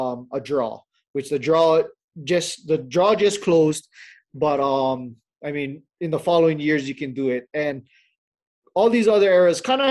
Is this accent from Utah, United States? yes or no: no; Hawaii, United States; born and raised in Hawaii